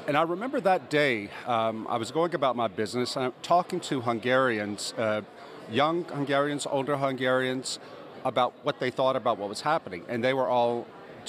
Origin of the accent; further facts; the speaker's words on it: United States; moved away as an adult; also born or lived in New York City, United States; as an American